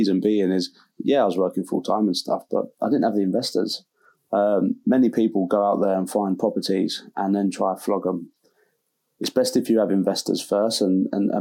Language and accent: English; London, United Kingdom; moved away as an adult; also born or lived in Dartford, Kent; now in Hull, United Kingdom; grew up Southeast London